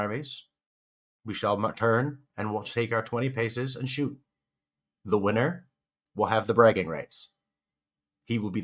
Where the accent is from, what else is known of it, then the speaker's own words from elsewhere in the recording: Canada; we're both Canadian there, bud.